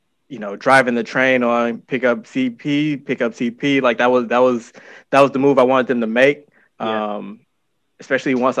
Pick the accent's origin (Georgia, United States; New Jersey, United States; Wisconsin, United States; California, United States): Wisconsin, United States; Milwaukee; I'm from Milwaukee, born and raised